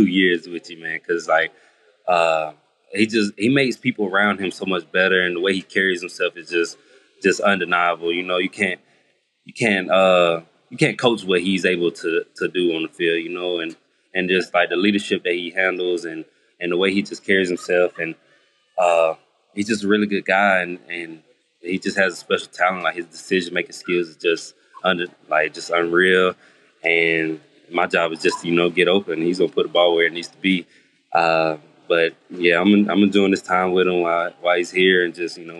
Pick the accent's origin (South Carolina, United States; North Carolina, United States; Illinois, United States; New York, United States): South Carolina, United States; Greenwood; also born or lived in Atlanta, Georgia; I'm from South Carolina, from Greenwood, South Carolina. So just being able to come back home